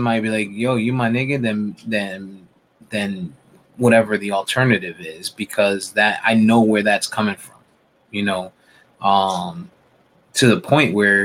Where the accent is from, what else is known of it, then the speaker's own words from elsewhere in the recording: Northeast, United States; now in Florida, United States; I didn't grow up in the South. I grew up in the North, Northeast